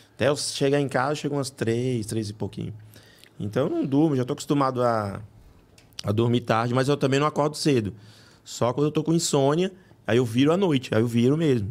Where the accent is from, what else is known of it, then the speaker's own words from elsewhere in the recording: Rio de Janeiro, Brazil; moved away as an adult; also born or lived in Bahia; now in São Paulo, Brazil; eu sou baiano. É, eu fui criado no Rio, mas moro aqui já desde 2000